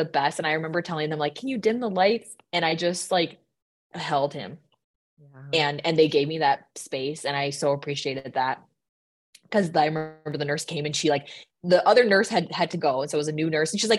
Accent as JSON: {"language": "English", "region": "Minnesota", "country": "United States", "accent": "Minnesota", "said": "I let my Minnesota accent come out there."}